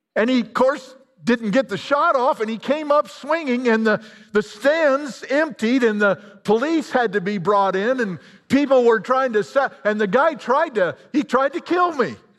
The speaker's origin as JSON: {"language": "English", "region": "Illinois", "country": "United States", "said": "I'm a hick from Illinois."}